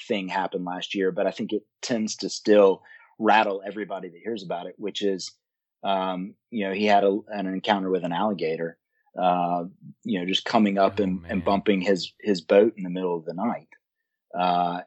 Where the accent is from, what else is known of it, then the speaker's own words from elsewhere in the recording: Alabama, United States; also born or lived in Birmingham, Alabama; we in Alabama